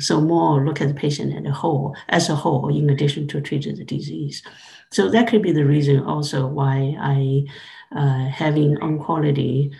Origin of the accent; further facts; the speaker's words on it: China; moved away; I grew up in China